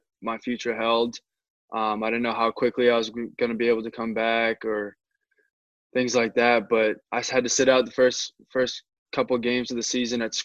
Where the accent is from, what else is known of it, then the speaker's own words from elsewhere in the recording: Methuen, Massachusetts, United States; I grew up in Methuen